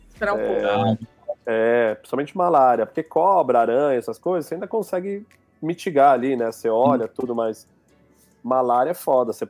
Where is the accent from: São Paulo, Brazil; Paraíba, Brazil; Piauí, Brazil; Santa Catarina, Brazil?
Piauí, Brazil; cara, eu sou do Piauí, tem muita coisa que a gente não conhece